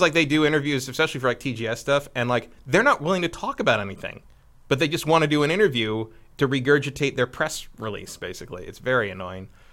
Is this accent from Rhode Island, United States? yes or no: no; Northern California, United States; I grew up in Northern California